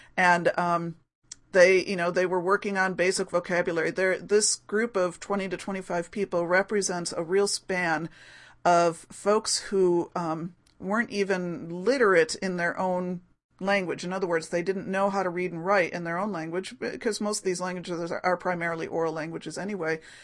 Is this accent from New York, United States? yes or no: yes; Rochester, New York, United States; my hometown of Rochester, New York